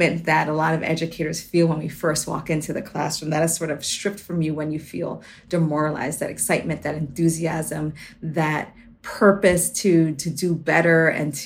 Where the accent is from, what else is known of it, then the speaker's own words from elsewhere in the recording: New York City, New York, United States; as a kid growing up in the Bronx, I was often worried about my safety